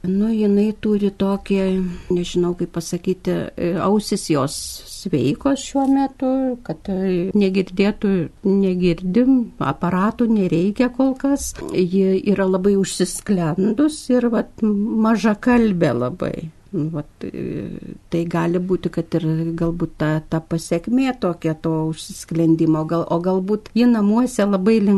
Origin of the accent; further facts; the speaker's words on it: Krekenava, Panevėžys County, Lithuania; now in Panevėžys, Lithuania; važiavom į Kriekenavą, nes ten mano tėviškė yra